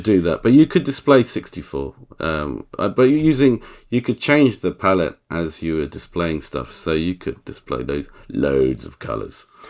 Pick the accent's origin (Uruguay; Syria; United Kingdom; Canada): United Kingdom; England; I'm English.